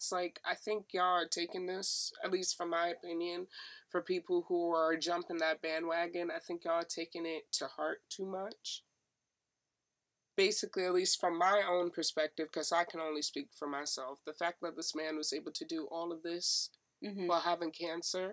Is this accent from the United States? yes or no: yes; United States; I'm African American